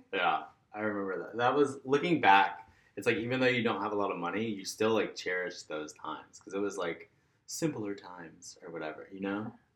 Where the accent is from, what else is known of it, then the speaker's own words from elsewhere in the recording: Orlando, Florida, United States; moved away as an adult; also born or lived in Minneapolis / Gainesville; now in Atlanta, United States; I loved growing up there